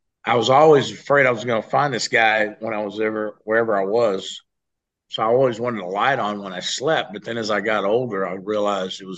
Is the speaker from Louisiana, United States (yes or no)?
yes; New Orleans, Louisiana, United States; I stayed a lot at my grandparents' house in New Orleans